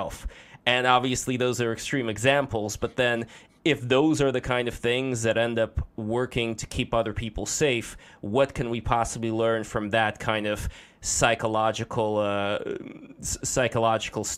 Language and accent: English; Russia; moved away; me growing up in Russia